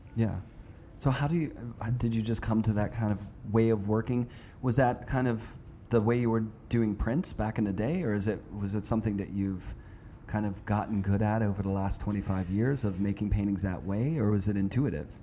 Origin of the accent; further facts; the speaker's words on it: Pittsburgh, Pennsylvania, United States; I'm from Pittsburgh. I grew up there